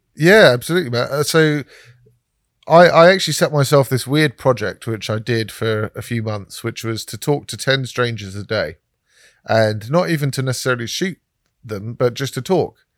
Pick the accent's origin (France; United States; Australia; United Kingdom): United Kingdom; London; I said I was from London